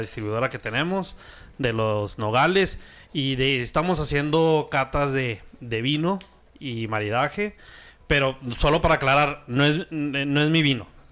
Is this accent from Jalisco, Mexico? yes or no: no; Chihuahua, Mexico; Soy de Chihuahua